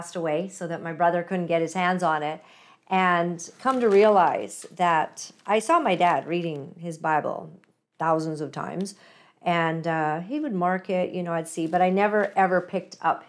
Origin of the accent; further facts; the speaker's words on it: British Columbia, Canada; me being from British Columbia here